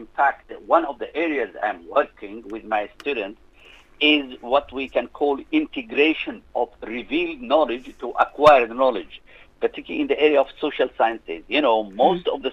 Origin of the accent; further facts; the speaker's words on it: Yemen; moved away as an adult; also born or lived in Glasgow, United Kingdom / Stirling, United Kingdom / United States; I was brought up in Yemen